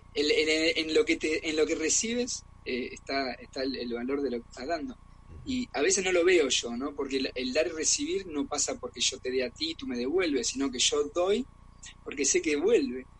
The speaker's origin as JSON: {"language": "Spanish", "country": "Argentina", "also_born_or_lived": "Germany", "moved": "yes", "lives_now": "Barcelona, Spain", "said": "soy argentino"}